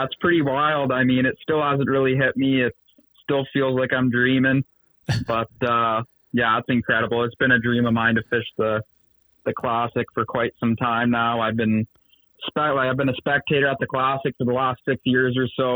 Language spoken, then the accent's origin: English; Bowmanville, Ontario, Canada; I'm from Bowmanville, Ontario